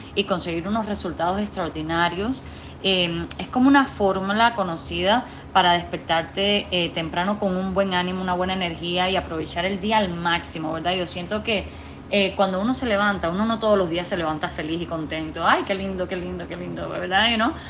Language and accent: Spanish; Cuba; moved away as an adult; now in Washington, D.C., United States; nací en Cuba, me crié en Cuba hasta los 20 años